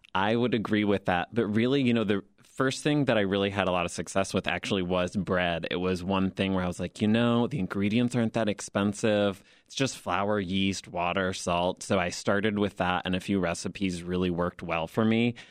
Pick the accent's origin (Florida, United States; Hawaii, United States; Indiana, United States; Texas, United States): Indiana, United States; Fort Wayne; moved away as an adult; now in Chicago, United States; I'm originally from Fort Wayne, Indiana, but have lived in Chicago for about twelve years now.